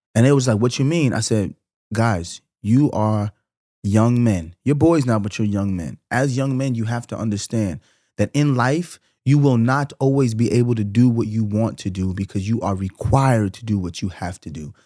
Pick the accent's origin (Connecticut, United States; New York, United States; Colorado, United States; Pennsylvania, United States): New York, United States; I'm from New York